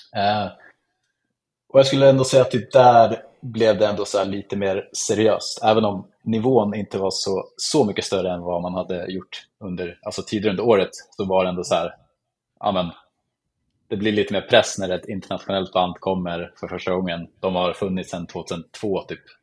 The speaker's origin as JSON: {"language": "Swedish", "town": "Eskilstuna", "region": "Södermanland", "country": "Sweden", "tie": "born or raised there", "said": "så jag bor och är uppväxt i Eskilstuna som ligger typ en timme utanför Stockholm"}